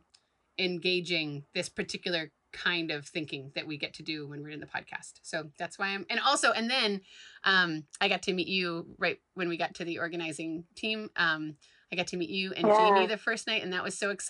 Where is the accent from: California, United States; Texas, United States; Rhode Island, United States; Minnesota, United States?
Rhode Island, United States; Providence; in Providence, my hometown.